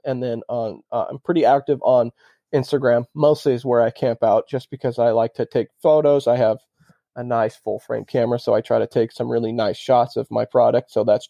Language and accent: English; Spokane, Washington, United States; Growing up, we had a cabin out on Lake Roosevelt, which is a little bit more west to Spokane.